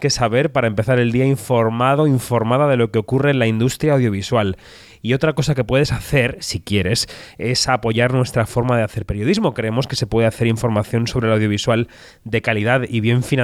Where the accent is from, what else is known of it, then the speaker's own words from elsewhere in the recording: Galicia, Spain; now in Madrid, Spain; siendo gallego tengo experiencia.